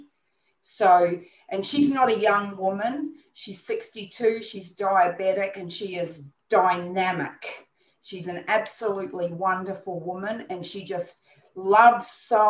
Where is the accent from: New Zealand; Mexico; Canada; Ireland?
New Zealand; now in Brisbane, Australia; I'm not Australian born, I'm a New Zealander, but I have Australian citizenship.